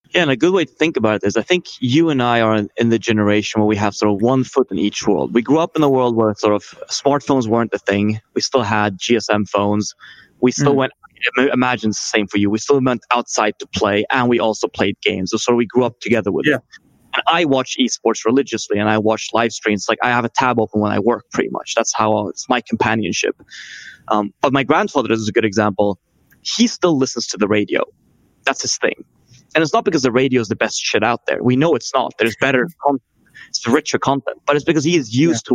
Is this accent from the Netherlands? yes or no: no; Sweden; I'm from Sweden